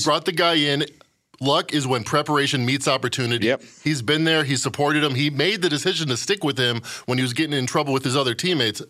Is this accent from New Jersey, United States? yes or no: no; Chicago, Illinois, United States; I'm from Chicago